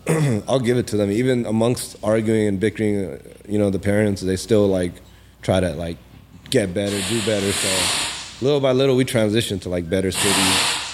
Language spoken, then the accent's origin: English; Pakistan; now in United States; even though I'm from Pakistan, but like even Pakistani people don't even know half the time that I'm from Pakistan, because I'm so like in tune with the Cali lifestyle, the LA people.